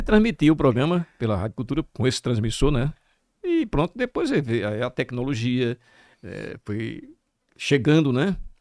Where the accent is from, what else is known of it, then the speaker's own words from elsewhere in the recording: Itaporanga d'Ajuda, Sergipe, Brazil; also born or lived in Riachão do Dantas; now in Aracaju, Brazil; E eu me criei em Itaporanga, nasci em Itaporanga, um pouco tempo fui morar no Riachão, eu garotão ainda